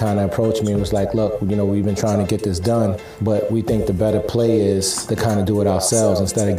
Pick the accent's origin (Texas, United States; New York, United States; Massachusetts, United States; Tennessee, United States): New York, United States; New York City; Dame and I grew up together in Harlem.